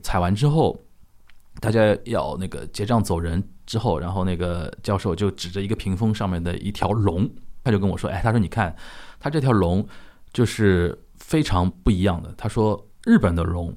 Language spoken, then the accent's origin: Chinese; China; moved away as an adult; also born or lived in Japan / Shanghai; 作为一个中国人啊